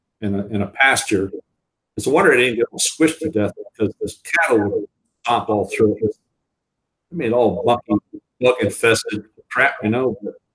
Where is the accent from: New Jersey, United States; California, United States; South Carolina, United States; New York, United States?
New Jersey, United States; Warren County, Northwestern; Northwestern New Jersey, Warren County, New Jersey.